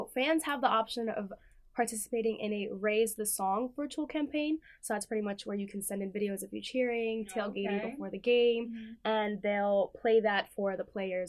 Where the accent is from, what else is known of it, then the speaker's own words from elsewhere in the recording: Bethlehem, Pennsylvania, United States; also born or lived in Puerto Rico; as Carolyn just said. I'm originally from Bethlehem, born in Puerto Rico.